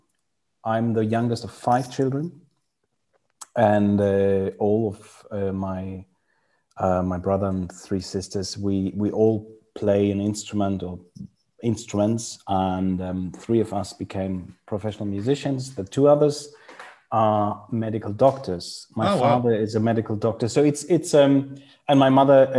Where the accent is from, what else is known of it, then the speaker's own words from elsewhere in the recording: Freiburg im Breisgau, Baden-Württemberg, Germany; English is a second language; Freiburg, which is my hometown, Freiburg im Breisgau in Germany.